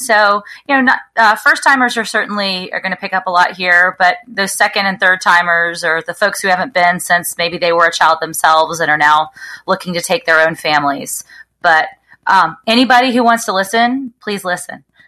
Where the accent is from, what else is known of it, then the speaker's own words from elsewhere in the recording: Alabama, United States; now in California, United States; I grew up in Alabama